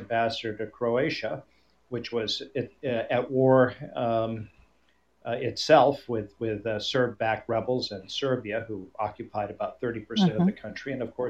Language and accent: English; Vermont, United States; also born or lived in Sanibel Island, Florida; I'm originally from Vermont, and I even now divide my time between there and my home on Sanibel Island in your constituency.